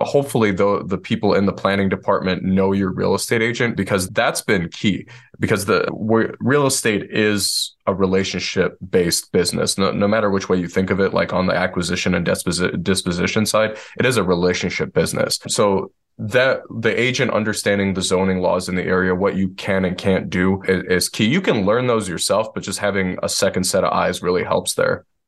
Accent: Detroit, Michigan, United States; moved away as an adult; now in Asheville, United States; I'm born and raised in Detroit, Michigan, where everything is flat

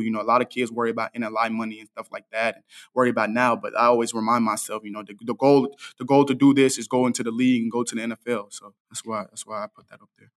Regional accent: Dallas, Texas, United States; I'm from Dallas, and I grew up, I grew up twenty-five minutes away from the S M U Stadium.

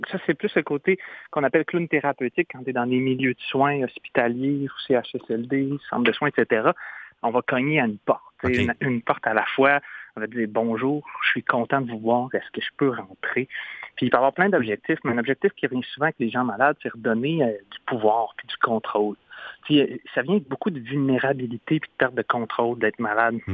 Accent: Trois-Rivières, Quebec, Canada; chez nous au Québec je viens de Trois-Rivières au Québec

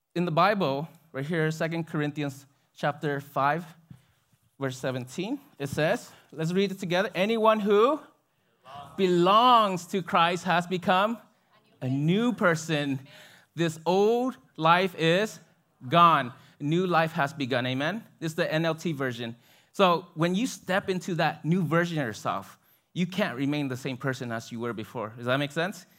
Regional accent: Binh Duong, Vietnam; moved away; I grew up there in South Vietnam, in a city called Bình Dương.

